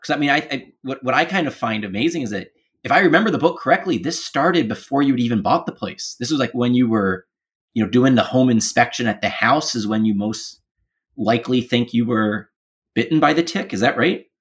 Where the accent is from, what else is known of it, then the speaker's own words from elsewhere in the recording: Baltimore, Maryland, United States; moved away; also born or lived in Capitol Hill, Washington, D.C.; I grew up in Baltimore